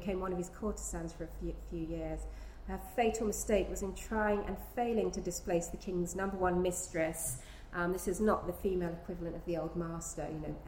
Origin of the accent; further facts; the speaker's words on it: Gainsborough country / Constable country, East of England, United Kingdom; not only did I grow up in Gainsborough country, but I grew up in Constable country because they're sort of pretty close